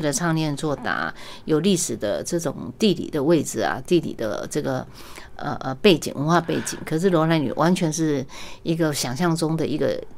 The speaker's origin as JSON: {"language": "Chinese", "country": "Taiwan", "tie": "born or raised there", "said": "我是在万，万里出生的，嗯。然后我父母亲他是很， 很朴素的一个小生意人，嗯。所以我们家完全没有这个，呃，艺术的D N A。然后包括我母亲生了八个小孩"}